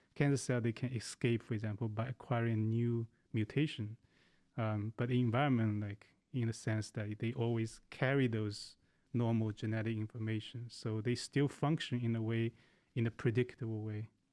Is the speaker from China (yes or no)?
yes; China; moved away; I grew up in China.